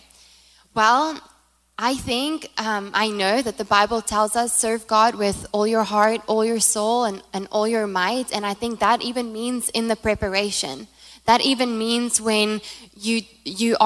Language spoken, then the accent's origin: English; South Africa; first language Afrikaans; English is a second language; moved away as an adult; now in United States; I'm from South Africa, by the way, if you haven't heard the accent